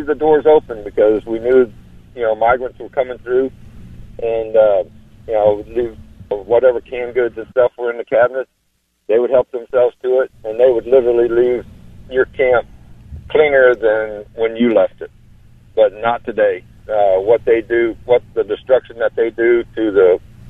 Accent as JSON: {"language": "English", "region": "South Texas", "country": "United States", "moved": "yes", "lives_now": "Cleveland, United States", "said": "I come from South Texas"}